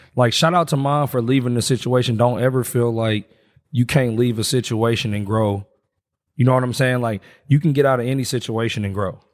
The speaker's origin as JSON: {"language": "English", "town": "Indianapolis", "region": "Indiana", "country": "United States", "tie": "born or raised there", "said": "I grew up in Wayne Township"}